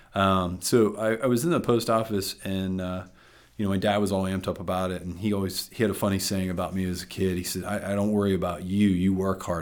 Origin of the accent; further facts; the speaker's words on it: Freeport, Pennsylvania, United States; also born or lived in Nashville, Tennessee; now in Sarver, United States; I was born and raised in Freeport